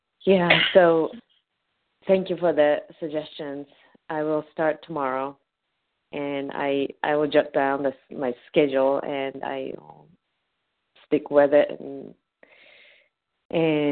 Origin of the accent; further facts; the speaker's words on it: Japan; first language Japanese; English is a second language; moved away as an adult; now in United States; I grew up in Japan, so I am a Japanese native, and I've been in the States about 20 years